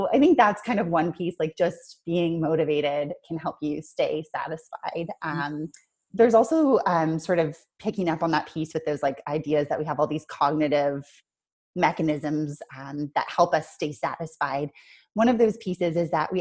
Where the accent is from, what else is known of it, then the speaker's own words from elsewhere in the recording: Canada; now in Auckland, New Zealand; I'm Canadian